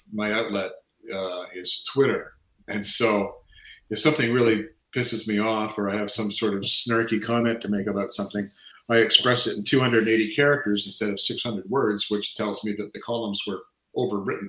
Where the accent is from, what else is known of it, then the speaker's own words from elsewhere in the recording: Canada; I feel sort of eighty percent Canadian. I mean, I've lived here since this, say, since just before I turned four